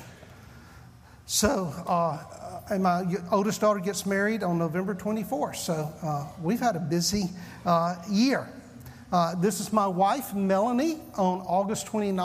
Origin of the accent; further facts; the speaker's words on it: the South, United States; accent: southern; I'm from the South